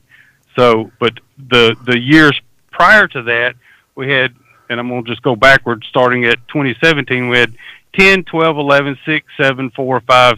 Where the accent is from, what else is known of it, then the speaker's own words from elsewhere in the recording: South Alabama, United States; I grew up in South Alabama